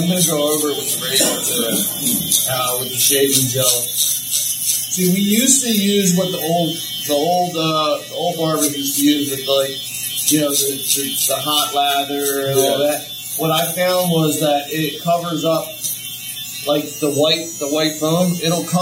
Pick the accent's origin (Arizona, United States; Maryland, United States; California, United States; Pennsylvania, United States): Pennsylvania, United States; Norristown; I grew up in Norristown, Main Street.